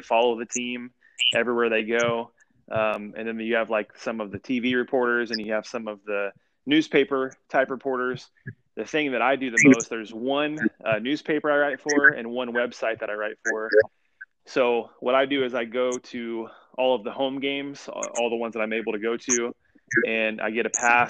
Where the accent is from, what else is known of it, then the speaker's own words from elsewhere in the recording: Indiana, United States; I grew up in Indiana